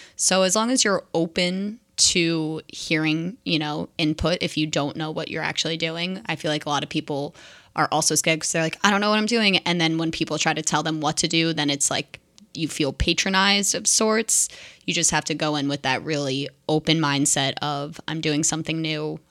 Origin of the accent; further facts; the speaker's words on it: New Jersey, United States; moved away as an adult; now in Seattle, United States; my home is my home back in New Jersey